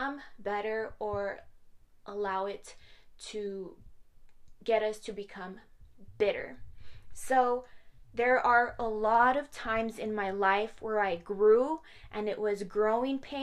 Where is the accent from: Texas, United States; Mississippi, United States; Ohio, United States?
Texas, United States; Horizon City; also born or lived in Las Cruces, New Mexico; my hometown of Horizon City